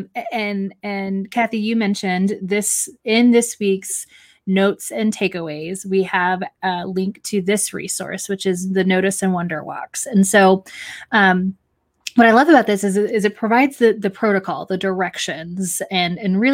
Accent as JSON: {"language": "English", "region": "Texas", "country": "United States", "tie": "born or raised there", "moved": "as an adult", "lives_now": "Ohio, United States", "said": "born and raised in Texas"}